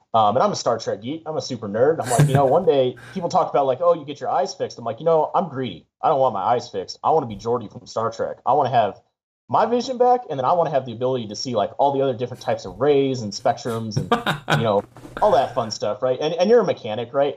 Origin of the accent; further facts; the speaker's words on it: San Diego, California, United States; I grew up in San Diego, um, so a lot of my friends are still down there in San Diego